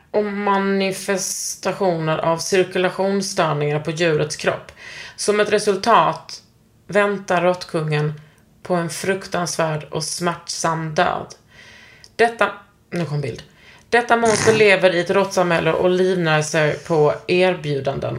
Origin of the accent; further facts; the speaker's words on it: Gunnesbo, Skåne, Sweden; Jag är från Gunnesbo. Det var inte så jävla kul att växa upp där